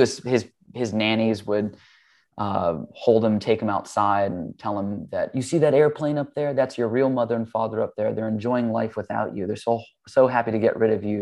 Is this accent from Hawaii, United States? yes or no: yes; Hawaii, United States; I grew up in Hawaii. That's where I was born